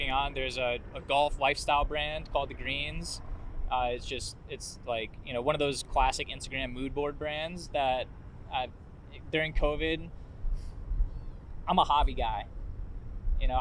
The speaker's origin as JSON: {"language": "English", "town": "Warwick", "region": "New York", "country": "United States", "tie": "born or raised there", "said": "I grew up in Warwick, New York, just out, like, an hour north of the city"}